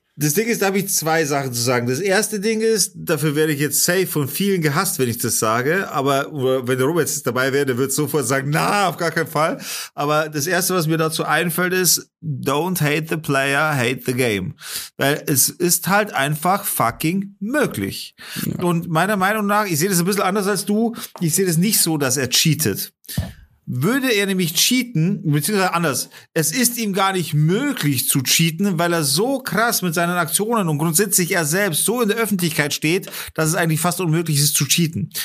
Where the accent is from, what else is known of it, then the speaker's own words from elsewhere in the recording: Germany; als Deutsche